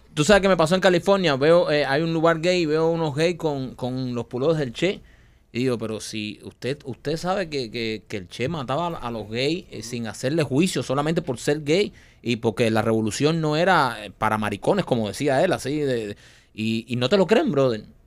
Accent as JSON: {"language": "Spanish", "country": "Cuba", "tie": "born or raised there", "moved": "yes", "said": "Nosotros nacimos en Cuba"}